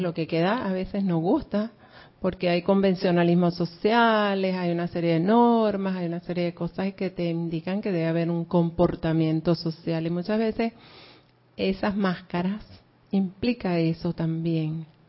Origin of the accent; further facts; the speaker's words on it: Venezuela; moved away; yo nací en un pueblito por allá de Venezuela donde, bueno, e, era un campo petrolero, pero es un pueblito